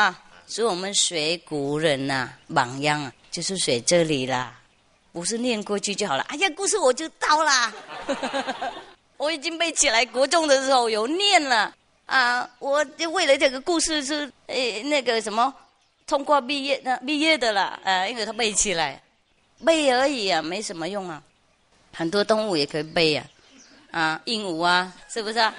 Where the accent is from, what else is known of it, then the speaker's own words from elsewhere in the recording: China; 呃，我们中国人都知道这些故事啦